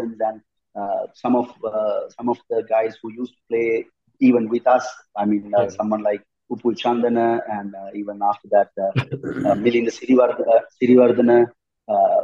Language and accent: English; Sri Lanka; also born or lived in Australia; So it's very tiny, small country, you know, Sri Lanka